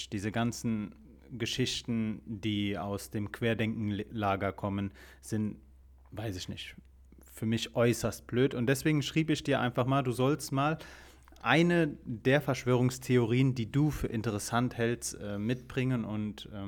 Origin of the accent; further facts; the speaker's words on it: Koblenz, Rhineland-Palatinate, Germany; born there; ich bin mir nicht sicher, wo du geboren wurdest, aber ich bin in Koblenz geboren.